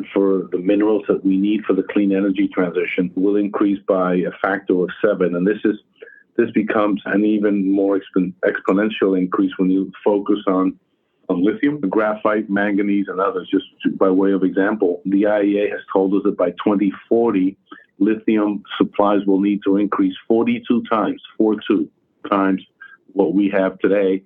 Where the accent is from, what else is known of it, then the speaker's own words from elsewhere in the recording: New York, United States; my hometown in New York